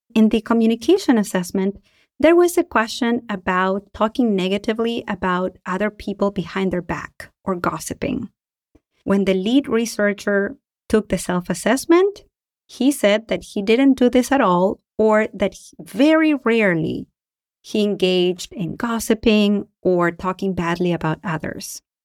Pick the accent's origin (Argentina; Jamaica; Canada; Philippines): Argentina; now in United States; I am from Argentina and I live in the United States